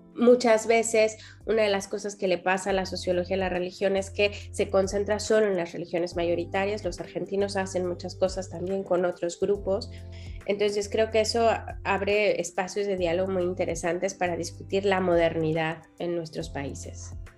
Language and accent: Spanish; Mexico; soy, soy mexicana